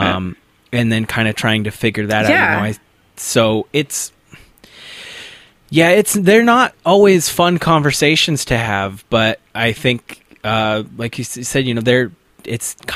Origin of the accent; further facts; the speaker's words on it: Nampa-Boise area, Idaho, United States; I grew up in the Nampa Boise area here in Idaho